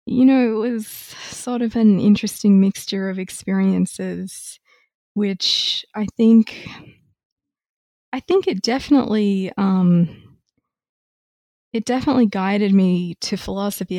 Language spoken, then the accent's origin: English; Australia; moved away as an adult; also born or lived in Melbourne / Cambridge, Massachusetts; now in Ithaca, United States; I am originally Australian